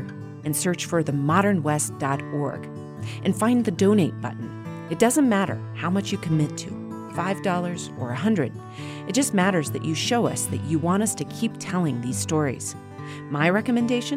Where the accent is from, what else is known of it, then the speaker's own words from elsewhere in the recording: Walden, Colorado, United States; my hometown of Walden, Colorado.